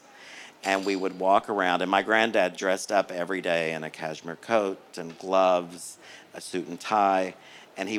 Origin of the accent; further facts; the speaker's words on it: Oklahoma, United States; now in Los Angeles, United States; I grew up in Oklahoma